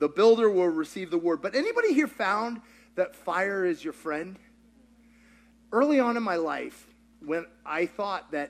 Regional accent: Kentucky, United States; I grew up in Kentucky.

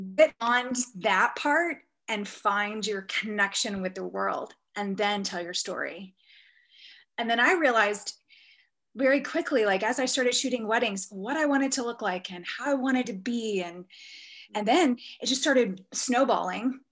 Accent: Texas, United States; moved away; I was born in Texas

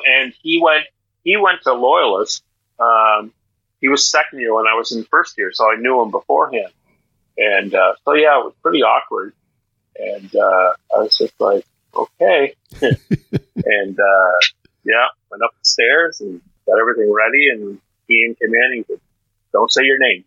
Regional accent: Miramichi, New Brunswick, Canada; also born or lived in Prince Edward Island / Nova Scotia / Ontario; I grew up in Douglastown

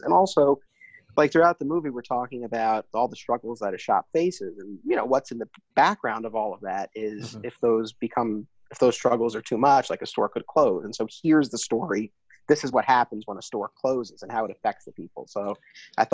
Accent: Hartsdale, New York, United States; I grew up in Hartsdale, and Alternate Realities was in Scarsdale, just one town over

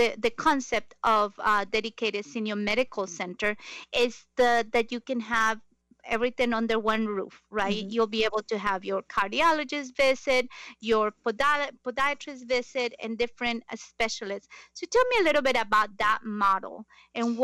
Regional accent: Quito, Pichincha, Ecuador; now in United States; I was born in Quito. My parents are from Guayaquil, Ecuador

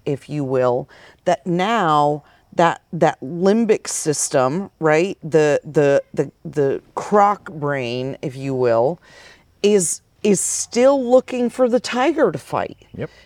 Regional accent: Vermont, United States; moved away as an adult; also born or lived in Phoenix, Arizona; I moved there from Vermont, where, uh, you know, I grew up having a garden

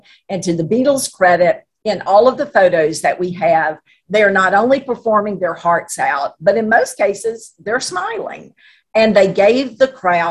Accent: Natchitoches, Louisiana, United States; also born or lived in Alexandria, Louisiana; I was born in Alexandria in the middle of the state, but I grew up most of my teenage years in Natchitoches.

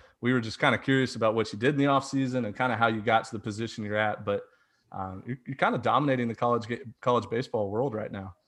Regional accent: Houston, Texas, United States; I'm from Houston, Texas.

